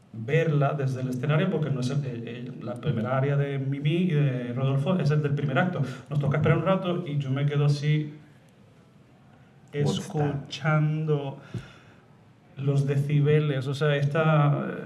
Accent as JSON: {"language": "Spanish", "town": "Madrid", "region": "Community of Madrid", "country": "Spain", "tie": "born there", "said": "Nací en Madrid"}